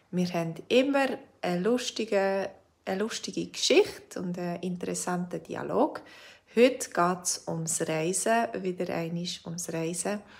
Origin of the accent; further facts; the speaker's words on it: Switzerland; ich bin ja selber Schweizerin, aber ich habe noch lange nicht alles gesehen in der Schweiz.